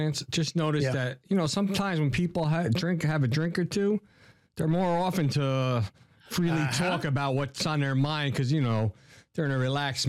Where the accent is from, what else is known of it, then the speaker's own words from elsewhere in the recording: New Jersey, United States; I'm from Jersey